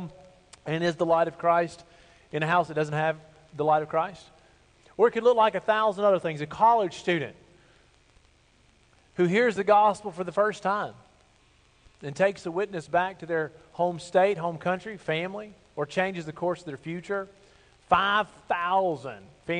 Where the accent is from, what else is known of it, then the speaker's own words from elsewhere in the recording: Bible Belt South, United States; I grew up in the Bible Belt South